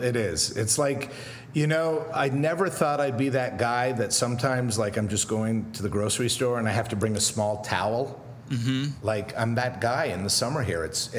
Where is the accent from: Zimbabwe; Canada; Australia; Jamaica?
Canada; Montreal, Quebec; moved away; also born or lived in Newark, New Jersey; I was born in Newark, New Jersey, where my dad is from. Okay. And at the tender age of 2 and a half, we moved to Montreal.